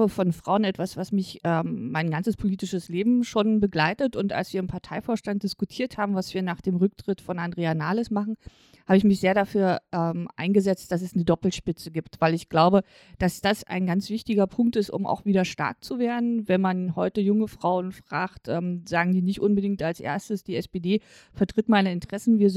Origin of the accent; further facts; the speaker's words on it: East Germany, Germany; ich bin als Ostdeutsche mit 13 Jahren in die Bundesrepublik gekommen. Ich musste dazu nicht umziehen, ich musste keine andere Sprache lernen.